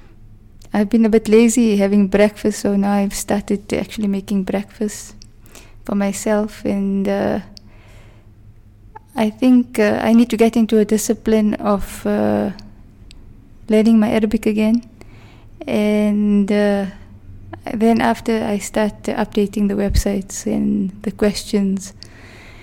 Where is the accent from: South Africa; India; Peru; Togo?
South Africa; Witbank, Mpumalanga; also born or lived in Johannesburg; I was born in Witbank. My parents stay in Pine Ridge. I went to school in Pine Ridge with my primary school. Thereafter, I went to a Model C school in the Witbank High School